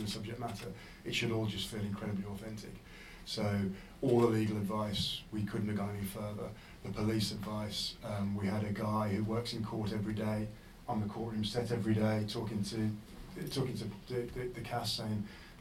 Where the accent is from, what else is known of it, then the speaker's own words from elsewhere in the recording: West Midlands, United Kingdom; I'm from Dublin, the West Midlands